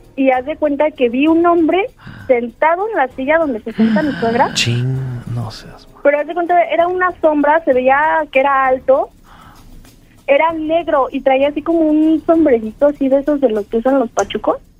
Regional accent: State of Mexico, Mexico; De aquí, del Estado de México.

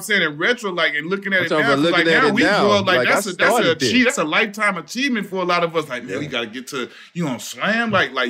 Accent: Dallas, Texas, United States; hey man, I'm from South Dallas.

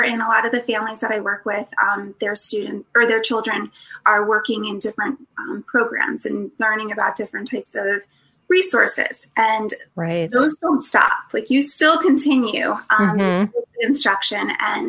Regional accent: New Jersey, United States; moved away; I'm from New Jersey. So you might hear, I hope, a little bit of my accent still

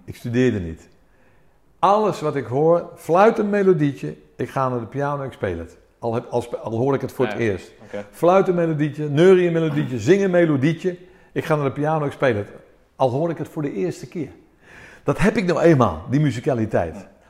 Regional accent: Amersfoort, Utrecht, Netherlands; also born or lived in Athens, Greece; En toen kwamen wij naar Amersfoort. En hier ben ik opgegroeid, in Amersfoort

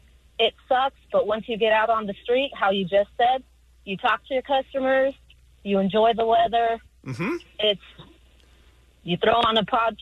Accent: Anaheim, California, United States; I'm from Anaheim and I'm an Orange County girl.

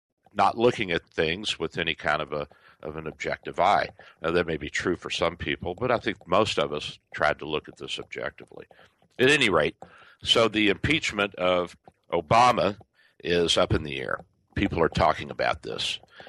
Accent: Kentucky, United States; also born or lived in Louisville; now in Tampa Bay, United States; my home state of Kentucky.

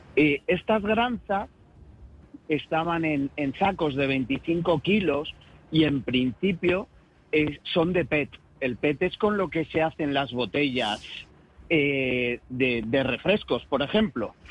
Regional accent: Galicia, Spain; como buenos gallegos

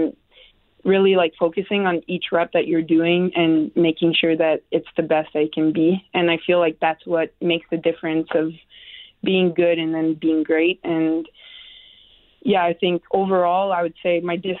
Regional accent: Canada; moved away; I'm Canadian

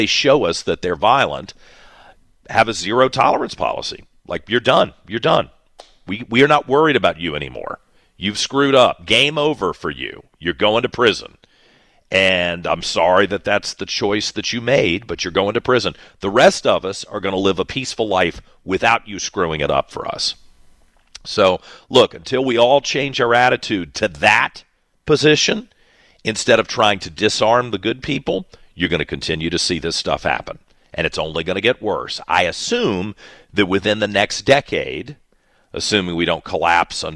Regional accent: Western Henrico, Virginia, United States; I grew up in Western Henrico here in Virginia

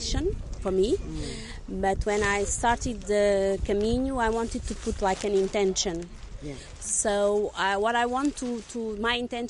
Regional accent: Lisbon, Portugal; I'm from Lisbon, Portugal, and I'm an occupational therapist

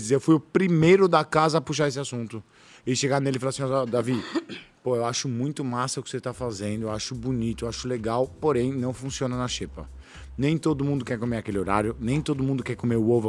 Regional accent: São Paulo, Brazil; é que eu sou de São Paulo, biscoito.

